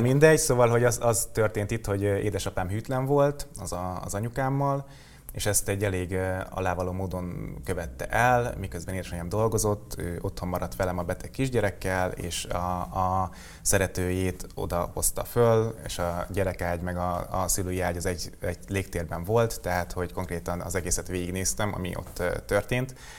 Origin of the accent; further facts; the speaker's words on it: Hungary; vidékre költöztem Alcsodobozra a nagyomámhoz, és ö, ott nőttem föl.